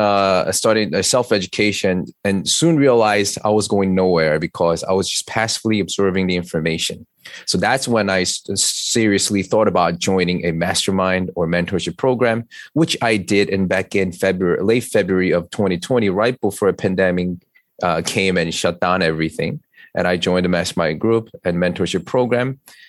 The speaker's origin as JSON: {"language": "English", "town": "New York City", "region": "New York", "country": "United States", "said": "As you know, I'm an attorney from New York City."}